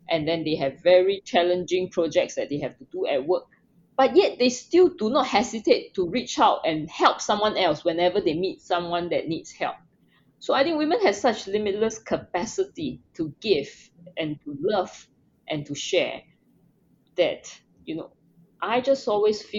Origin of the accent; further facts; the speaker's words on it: Singapore; I was born in Singapore. I grew up in Singapore, which is a tropical country with no snow.